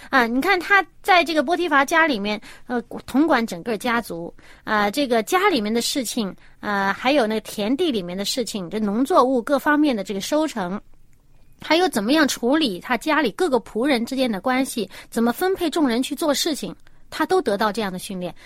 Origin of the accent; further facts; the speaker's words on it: China; 我们中国人信天嘛